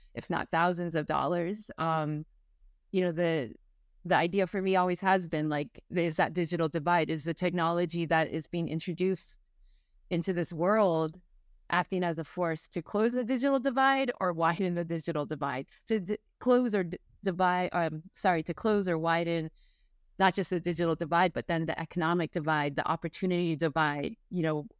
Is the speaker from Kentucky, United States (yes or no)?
no; San Francisco, California, United States; I was born and raised in San Francisco